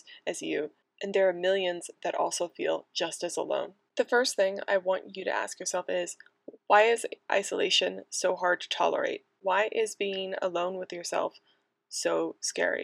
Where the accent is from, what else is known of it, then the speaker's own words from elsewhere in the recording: United States; also born or lived in Manchester; the USA, my home country